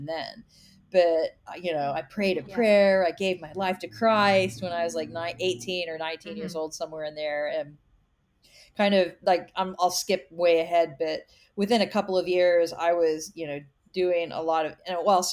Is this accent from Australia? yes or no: no; Kansas, United States; I grew up in Kansas in a small town